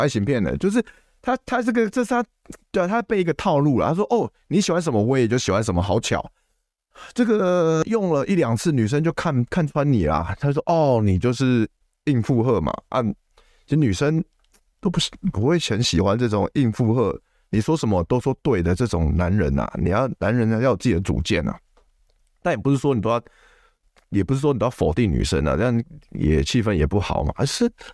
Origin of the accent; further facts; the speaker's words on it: Taipei, Taiwan; 因为我是住台，我是台北人嘛